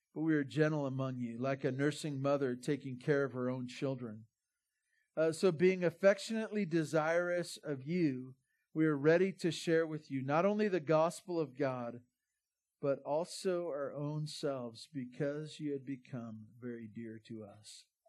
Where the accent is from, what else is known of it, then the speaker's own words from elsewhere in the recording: Santa Barbara, California, United States; now in Bear Valley Springs, United States; I grew up in Santa Barbara